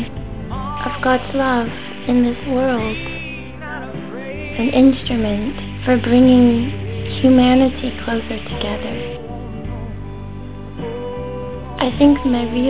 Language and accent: English; United States; I'm from America